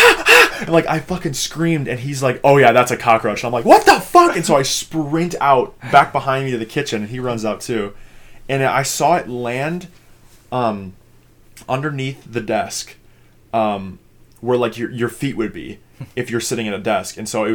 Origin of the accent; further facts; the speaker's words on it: Minnesota, United States; I'm from Minnesota.